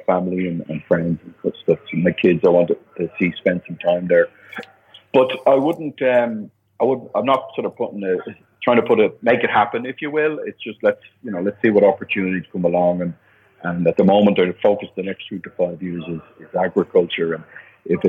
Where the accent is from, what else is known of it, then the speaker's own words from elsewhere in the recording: Ireland; moved away as an adult; also born or lived in Dublin / Germany; now in Panama; being Irish